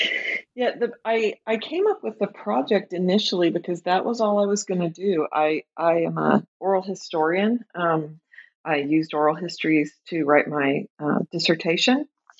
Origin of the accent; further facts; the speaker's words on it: Tulsa, Oklahoma, United States; now in Minneapolis, United States; Sure. I grew up in Tulsa, Oklahoma. I live right now in the Twin Cities, in Minneapolis in particular.